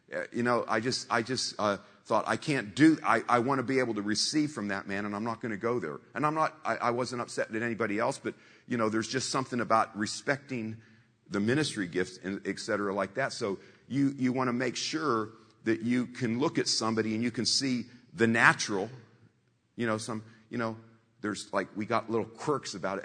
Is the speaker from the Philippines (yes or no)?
no; Warren, Ohio, United States; moved away; I'm simple folk from Warren, Ohio, a town of 50,000